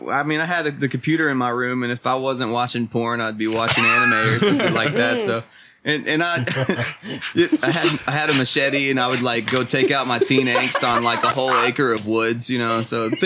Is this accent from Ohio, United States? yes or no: no; Watertown, Tennessee, United States; now in Nashville, United States; I grew up in Watertown.